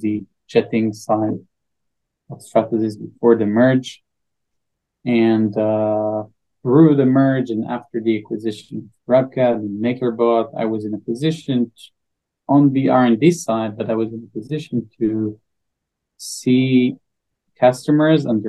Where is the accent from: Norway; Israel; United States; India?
Israel; I'm from Israel, 38, father for three.